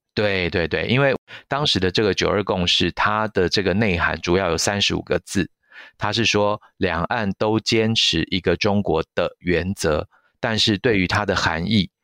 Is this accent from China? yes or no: no; Taiwan; 我们台湾